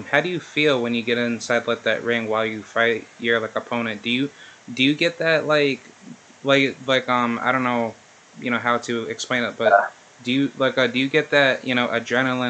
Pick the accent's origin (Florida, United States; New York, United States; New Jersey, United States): New York, United States; Albany; also born or lived in Clifton Park, New York; I'm from Albany, New York, but I went to high school up in Clifton Park